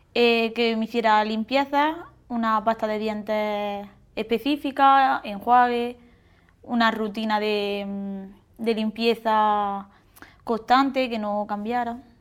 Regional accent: Santa Fe, Andalusia, Spain; soy de Granada, de Santa Fe

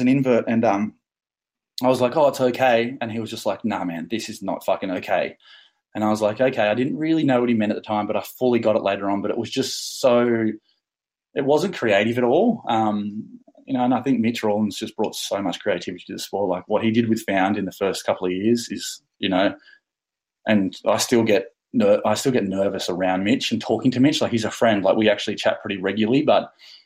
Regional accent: Bermagui, New South Wales, Australia; I'm from Bermagui

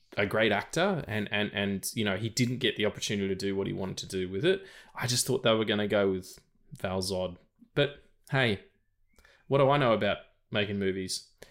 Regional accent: Australia; I'm an Australian dude

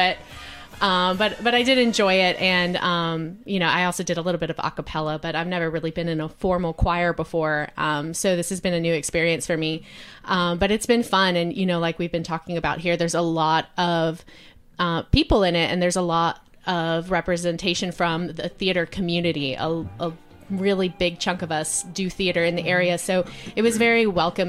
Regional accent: Houston, Texas, United States; I am originally from Houston

